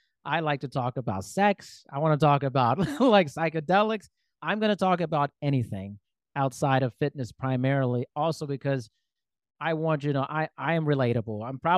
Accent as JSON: {"language": "English", "country": "Germany", "tie": "born there", "also_born_or_lived": "United States", "said": "And so I wasn't born in the United States. I was born in Germany. I've lived there twice."}